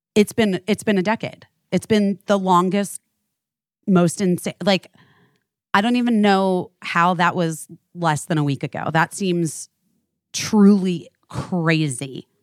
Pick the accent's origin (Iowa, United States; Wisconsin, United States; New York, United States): New York, United States